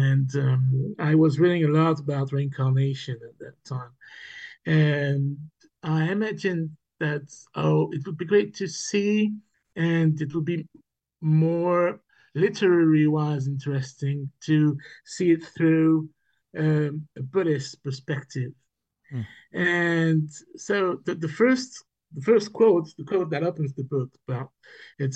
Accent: Niort, Nouvelle-Aquitaine, France; born or raised there; English is a second language; moved away as an adult; also born or lived in Berlin; now in Barcelona, Spain

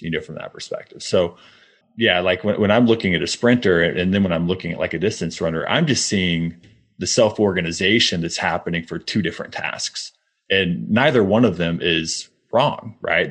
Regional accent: Midwest, United States; I grew up in the Midwest

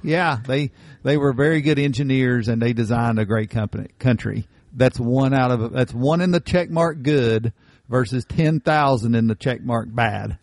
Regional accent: Appalachia, United States; Most of Appalachia, we are Scotch Irish descendants

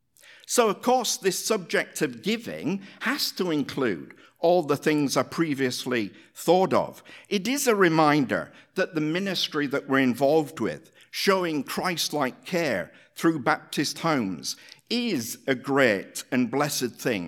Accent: Hull, Yorkshire and the Humber, United Kingdom; born there; I was born in Hull, Yorkshire, in England, the same city that the great abolitionist William Wilberforce was born

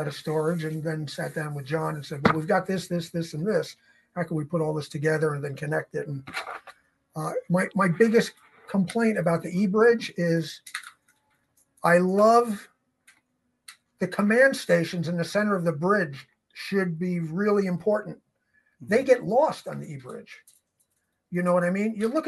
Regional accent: New York City, New York, United States; I'm from New York City and I, you know, I lived a long time in Manhattan

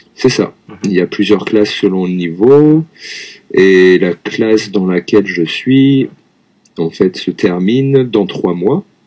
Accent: Lyon, Auvergne-Rhône-Alpes, France; moved away as an adult; now in Tokyo, Japan; je suis français, je viens de Lyon, en France

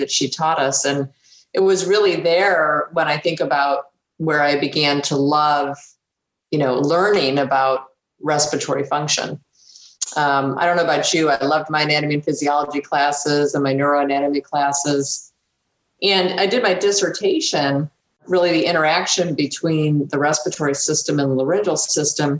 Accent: Buffalo, New York, United States; moved away as an adult; graduating with my PhD from the University of Buffalo, as you say. And that was my hometown where I was born and raised

